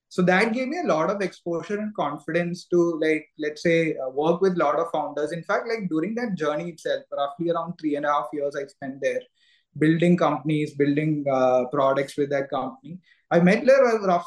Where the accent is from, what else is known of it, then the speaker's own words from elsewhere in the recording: Kerala, India; moved away as an adult; also born or lived in Bangalore; I'm also natively from Kerala